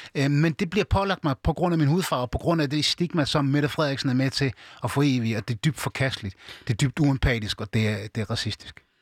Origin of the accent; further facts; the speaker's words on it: Aarhus, Central Denmark Region, Denmark; jeg er født og opvokset i, i Danmark. Jeg er opvokset i Gellerparken.